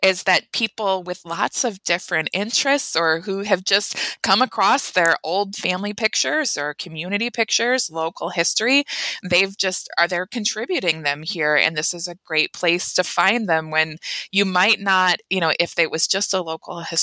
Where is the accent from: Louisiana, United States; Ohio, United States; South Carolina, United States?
Ohio, United States; Euclid; my hometown of Euclid, Ohio.